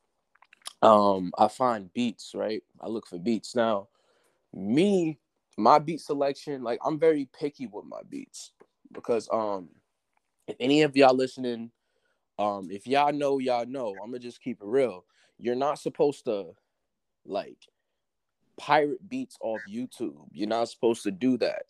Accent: Beaufort, South Carolina, United States; also born or lived in Far Rockaway, New York / Cleveland, Ohio; I lived in South Carolina for most of my life, but originally, January 25th, 2001, I was born in Far Rockaway, New York.

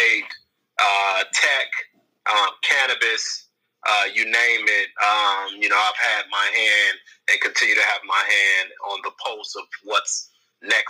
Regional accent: Chicago, Illinois, United States; I was a kid from Inglewood on the south side of Chicago

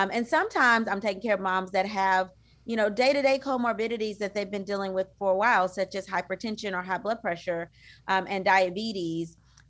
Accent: DeRidder, Louisiana, United States; now in Houston, United States; from a really small town called DeRidder, Louisiana. There's only about 10,000 people there. That is my hometown. It's by Lake Charles, Louisiana.

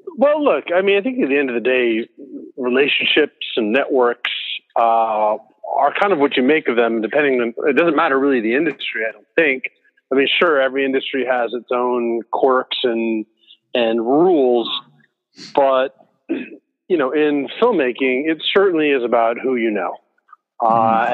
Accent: Houston, Texas, United States; moved away as an adult; also born or lived in Los Angeles; I grew up in Houston, Texas

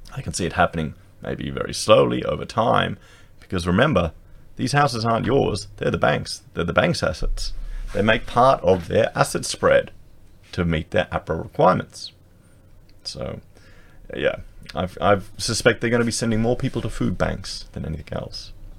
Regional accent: Australia

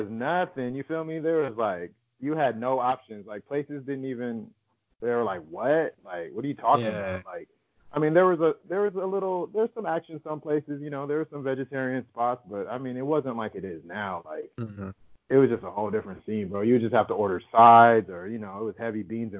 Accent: Inland Empire, California, United States; moved away as an adult; also born or lived in Hollywood, Los Angeles / Midwest / New York; I was born in Hollywood and my parents moved to the suburbs, like the Inland Empire, when I was like two

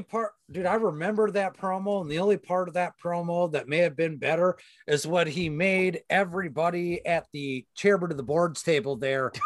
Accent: Wisconsin, United States; we're from Wisconsin where we do beer.

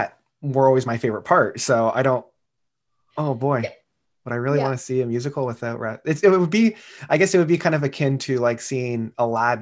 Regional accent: Canada; growing up in Canada and having French be that second language

